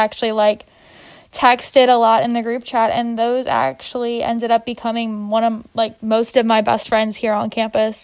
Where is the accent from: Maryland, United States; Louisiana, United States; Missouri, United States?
Louisiana, United States; New Orleans; moved away as an adult; now in Notre Dame, United States; I'm originally from New Orleans, Louisiana